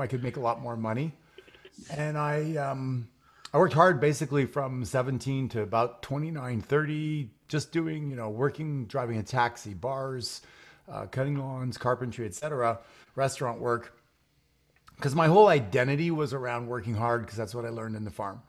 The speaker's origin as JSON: {"language": "English", "town": "Montreal", "region": "Quebec", "country": "Canada", "tie": "born or raised there", "moved": "yes", "lives_now": "Phoenix, United States", "said": "I'm a Canadian also living in Phoenix right now. I grew up in Montreal, Canada"}